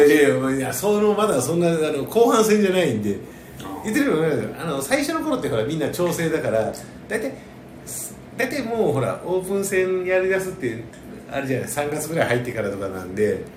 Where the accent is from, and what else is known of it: rural Gifu, Japan; born or raised there; moved away